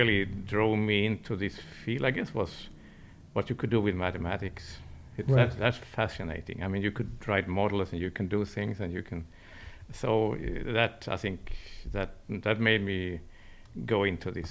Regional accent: Stockholm, Stockholm County, Sweden; I'm Swedish. I was brought up in Stockholm.

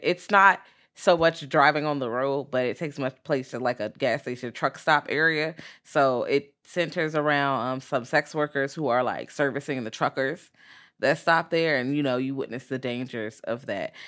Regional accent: Richmond, Virginia, United States; I'm from Richmond

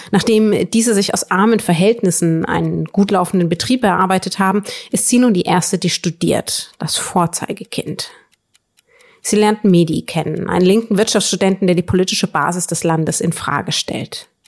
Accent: Northern Germany, Germany; Erstens bin ich Norddeutsche, da geht's schon mal los.

